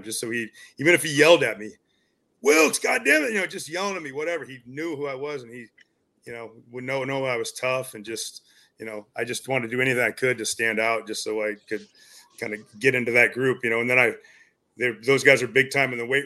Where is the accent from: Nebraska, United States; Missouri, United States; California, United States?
Nebraska, United States; Hastings; I went to high school at Hastings, Nebraska